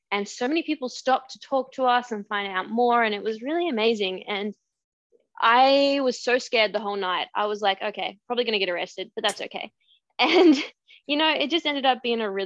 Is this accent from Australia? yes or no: yes; Australia; for a local newspaper in my town where I grew up in Australia